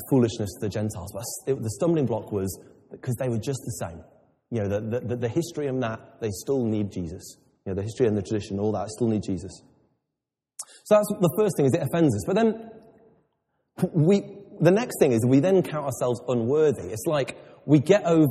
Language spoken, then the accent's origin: English; England, United Kingdom; I'm very English